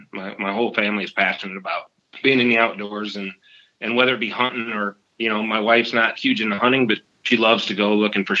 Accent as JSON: {"language": "English", "area": "a smaller town south of Cedar Falls", "region": "Iowa", "country": "United States", "tie": "born or raised there", "also_born_or_lived": "northern Minnesota", "said": "From Cedar Falls, Iowa. Lived here most of my life. Grew up in a smaller town south of here, but did a lot of traveling as a younger man."}